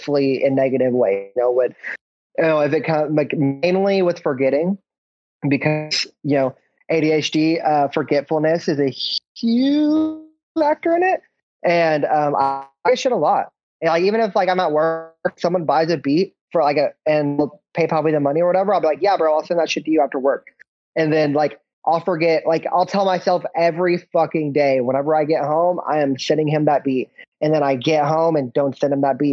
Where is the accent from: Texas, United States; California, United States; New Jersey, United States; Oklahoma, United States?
Oklahoma, United States; We're both from Oklahoma